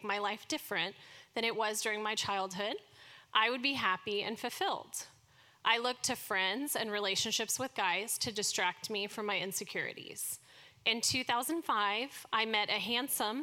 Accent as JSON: {"language": "English", "town": "Dallas", "region": "Texas", "country": "United States", "tie": "born or raised there", "said": "I was born and raised here in Dallas"}